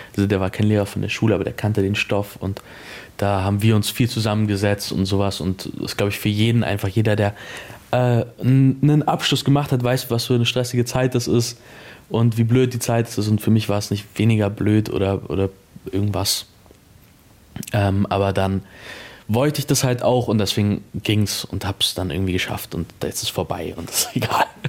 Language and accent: German; Munich, Bavaria, Germany; ich bin in München groß geworden